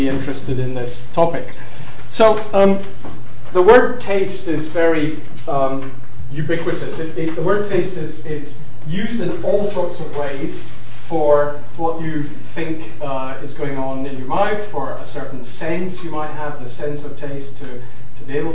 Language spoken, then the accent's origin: English; Glasgow, Scotland, United Kingdom; now in London, United Kingdom; as a Scot, having grown up in Glasgow